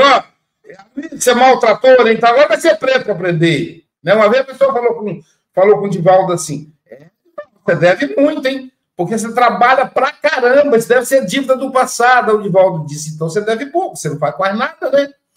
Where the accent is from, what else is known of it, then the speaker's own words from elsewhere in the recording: Espírito Santo, Brazil; sou lá do Espírito Santo